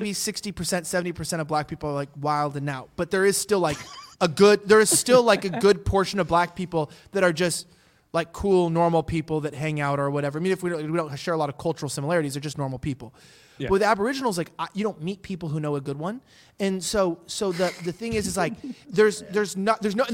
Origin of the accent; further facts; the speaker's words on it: United States; I'm not from here. I'm from the United States.